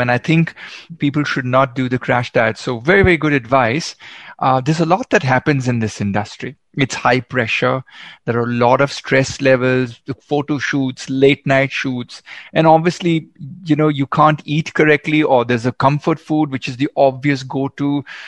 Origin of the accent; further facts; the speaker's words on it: Goa, India; You're actually in my hometown